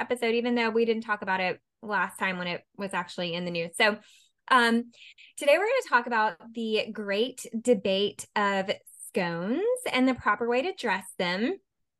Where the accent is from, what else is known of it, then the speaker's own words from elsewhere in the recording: United States; as an American